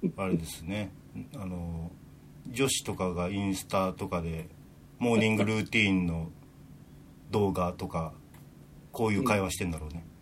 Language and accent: Japanese; Tokyo, Japan; 東京生まれ、東京育ちの、あ、アラフィフ